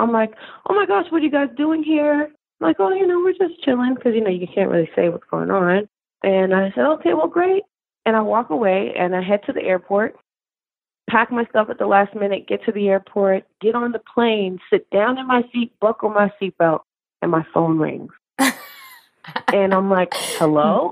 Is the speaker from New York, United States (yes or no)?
yes; New York, United States; also born or lived in California; I was born in California, and my family and I moved to New York, where both my parents are from.